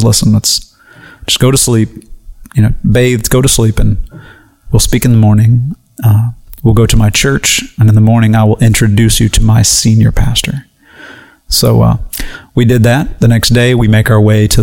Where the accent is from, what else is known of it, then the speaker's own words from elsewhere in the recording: United States; Being an American